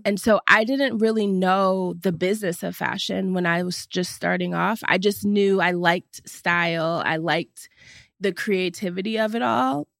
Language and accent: English; Cleveland, Ohio, United States; also born or lived in New York; now in Los Angeles, United States; I am originally from Cleveland, Ohio. And now I live in Los Angeles